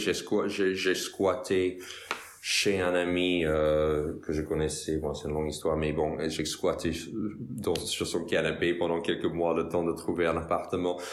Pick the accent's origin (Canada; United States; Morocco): United States; Westchester County, New York; French is a second language; moved away as an adult; now in France; Je viens des États-Unis, je viens de New York, dans la banlieue nord, un comté qui s'appelle le Westchester